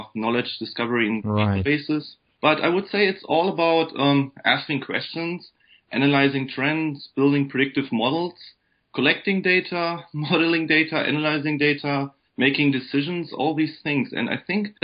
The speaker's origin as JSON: {"language": "English", "country": "Germany", "tie": "born or raised there", "second_language": "English", "moved": "as an adult", "lives_now": "Michigan, United States", "said": "as you might have guessed from my accent, I'm actually from Germany. I was born and raised in Germany."}